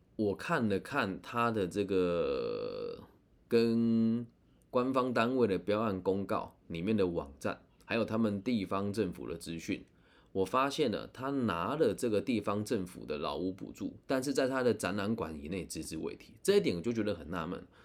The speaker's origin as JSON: {"language": "Chinese", "town": "Changhua", "region": "Changhua County", "country": "Taiwan", "tie": "born or raised there", "said": "我自己是在善行车库长大的住户"}